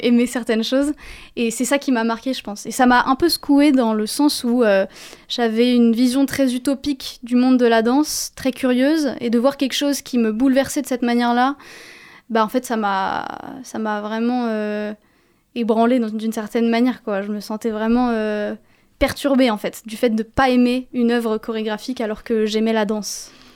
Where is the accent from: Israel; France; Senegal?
France; Paris, Île-de-France; Je suis née à Paris